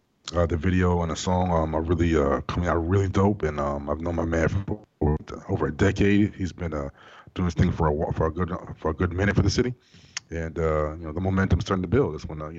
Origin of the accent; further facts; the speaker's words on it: Jamaica; I know because I'm Jamaican.